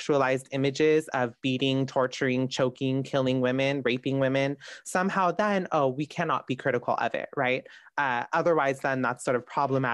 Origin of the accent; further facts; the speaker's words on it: Southern California, United States; I'm from Southern California.